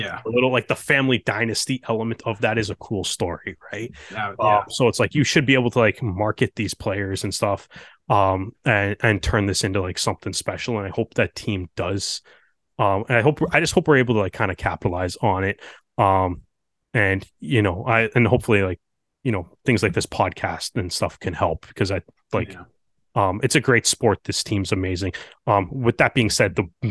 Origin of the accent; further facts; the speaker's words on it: Canada; as Canadian rugby fans